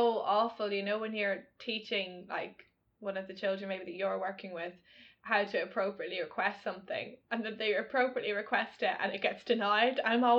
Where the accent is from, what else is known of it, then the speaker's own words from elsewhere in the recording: Ireland; I'm Irish